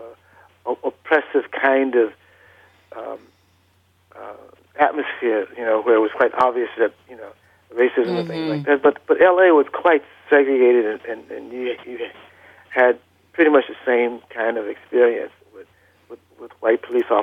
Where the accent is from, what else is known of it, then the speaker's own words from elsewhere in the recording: Los Angeles, California, United States; also born or lived in Vicksburg, Mississippi; I was born in Mississippi. I was born in Vicksburg, Mississippi. But you know, we moved out to Los Angeles at a very early age. I was still in diapers when I came out here.